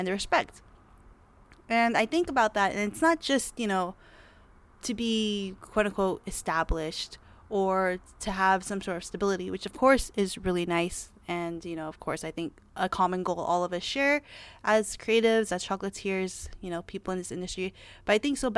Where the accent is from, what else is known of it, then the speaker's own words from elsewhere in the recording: Los Angeles, California, United States; I was born in Los Angeles, California